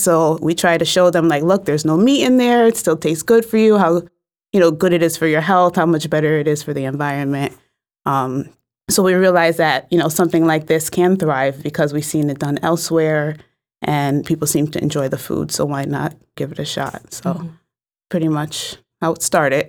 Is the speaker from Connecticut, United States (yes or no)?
yes; New Haven, Connecticut, United States; I'm from New Haven, mm-hmm. so I was born and raised here